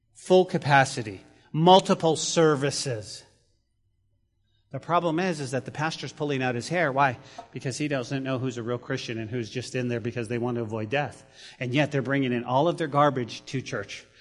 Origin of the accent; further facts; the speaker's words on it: Santa Fe, New Mexico, United States; That's my hometown